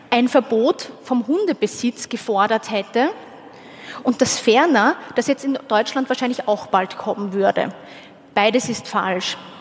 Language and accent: German; Austria; ich war nicht die einzige Österreicherin dort